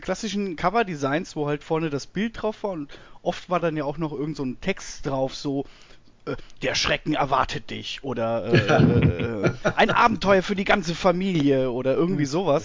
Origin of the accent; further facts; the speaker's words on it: near Münster, North Rhine-Westphalia, Germany; bei uns äh, ein Ort weiter war eine Videothek in Münster